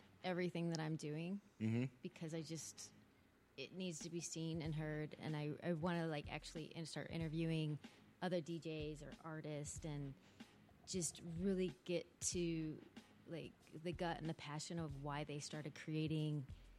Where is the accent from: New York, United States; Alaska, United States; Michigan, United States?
Michigan, United States; Detroit; now in Los Angeles, United States; Well, I'm from Detroit.